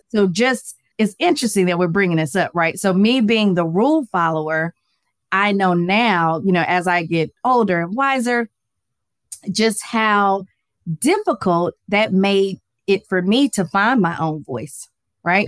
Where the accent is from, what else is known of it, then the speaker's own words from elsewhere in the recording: Atlanta, Georgia, United States; I am from Atlanta, Georgia. Born and raised